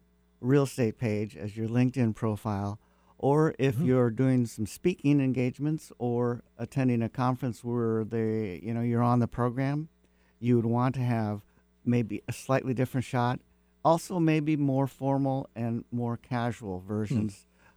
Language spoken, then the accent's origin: English; Seattle, Washington, United States; Mostly in North Seattle, Shoreline District